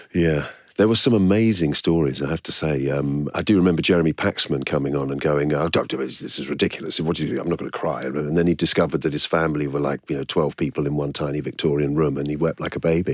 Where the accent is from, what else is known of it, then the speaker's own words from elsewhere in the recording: London, United Kingdom; I was born in Islington and grew up there